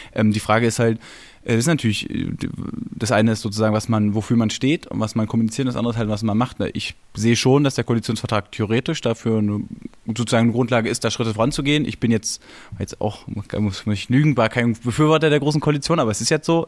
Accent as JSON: {"language": "German", "region": "Berlin", "country": "Germany", "tie": "born or raised there", "said": "als Berliner, als geborener Berliner"}